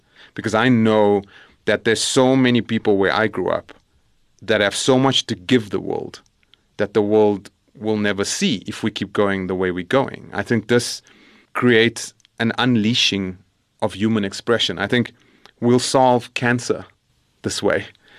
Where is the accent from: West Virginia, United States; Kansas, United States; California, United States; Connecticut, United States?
California, United States; El Dorado Park; where a person sitting where I grew up in El Dorado Park can take their talent